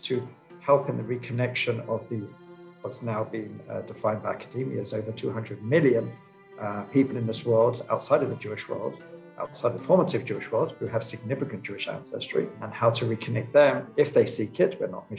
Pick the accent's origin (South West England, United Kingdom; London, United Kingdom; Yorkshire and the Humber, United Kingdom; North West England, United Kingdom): London, United Kingdom; moved away as an adult; now in Israel; growing up in London, growing up in a Jewish educational system